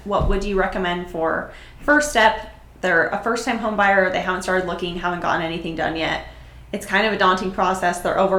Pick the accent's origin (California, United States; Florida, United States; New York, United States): California, United States; Orange County; also born or lived in Los Angeles; I am the San Clemente local expert. I grew up in Orange County. I've lived almost every city in Orange County, and I moved to LA once. I lived there for a year.